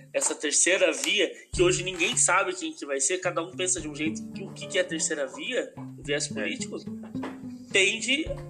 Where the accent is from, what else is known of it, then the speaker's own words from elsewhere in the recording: Extrema, Minas Gerais, Brazil; eu sou de Extrema, sul de Minas Gerais